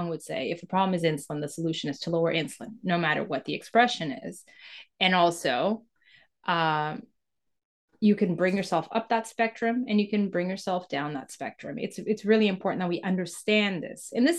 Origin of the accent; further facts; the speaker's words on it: Mozambique; born there; When I was born in Mozambique in 1977, and it was the time in Mozambique where Mozambique was going through war and independence